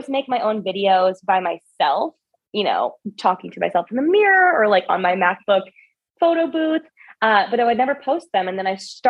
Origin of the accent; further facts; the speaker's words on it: Orange County, California, United States; I grew up in Orange County